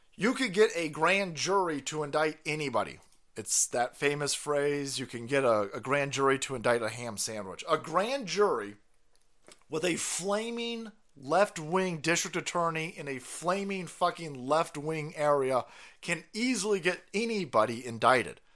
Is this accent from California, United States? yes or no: yes; California, United States; as a Californian